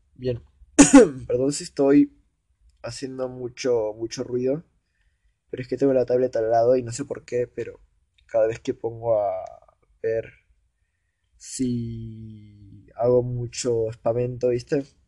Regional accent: Argentina; yo soy argentino

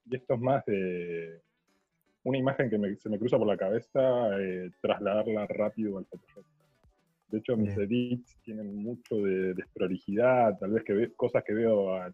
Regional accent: La Plata, Buenos Aires Province, Argentina; Yo soy de La Plata

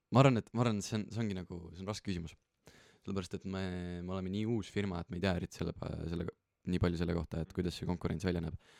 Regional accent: Estonia; oleme siin ja oleme eestlased ja teeme seda Eestis

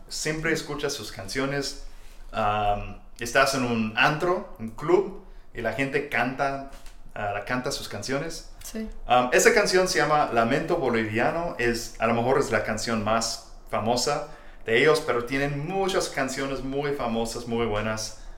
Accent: Texas, United States; Spanish is a second language; soy de Texas

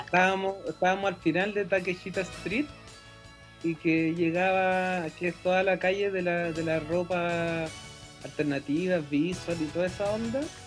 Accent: Rancagua, O'Higgins, Chile; soy de Rancagua.

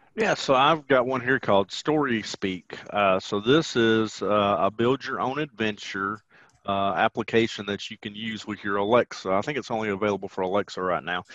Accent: the South, United States; accent: southern twang; have a southern twang about me

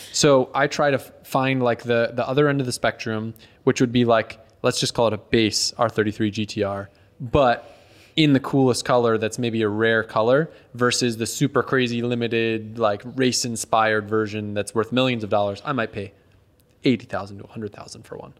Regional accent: Connecticut, United States; moved away; I grew up in Connecticut

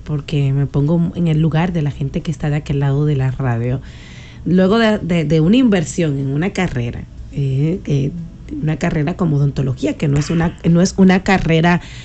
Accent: Sabana Grande de Boyá, Monte Plata, Dominican Republic; cuando era pequeña, yo soy de campo, o sea, yo nací en Sabana Grande de Boya, nosotros jugábamos al espectáculo con mis primos

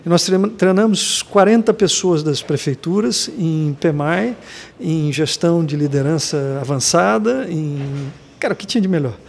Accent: Blumenau, Santa Catarina, Brazil; Eu sou de Blumenau

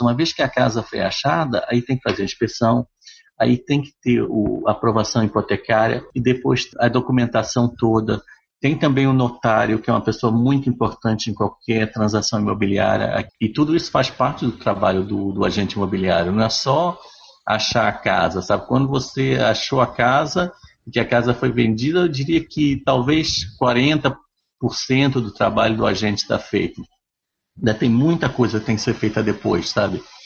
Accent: Brazil; now in Canada; sou brasileiro

